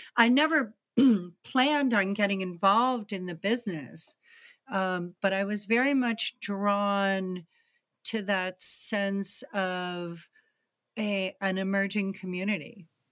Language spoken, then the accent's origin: English; Greenwich, Connecticut, United States; also born or lived in East Texas; we actually moved to Greenwich, Connecticut, which is outside New York City